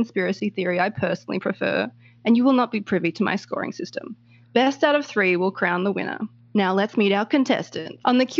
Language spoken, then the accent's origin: English; Australia; from Australia